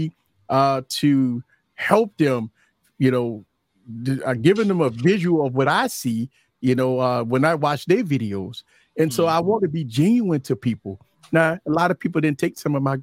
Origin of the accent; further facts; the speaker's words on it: New Orleans, Louisiana, United States; Born and raised in New Orleans. Louisiana has been my life from birth